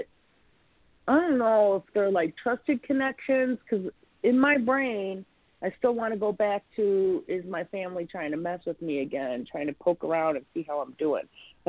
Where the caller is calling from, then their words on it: Chicago, Illinois, United States; I'm from Chicago.